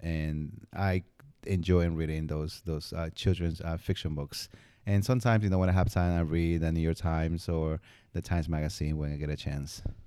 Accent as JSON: {"language": "English", "country": "Peru", "tie": "born or raised there", "moved": "yes", "said": "growing up in Peru"}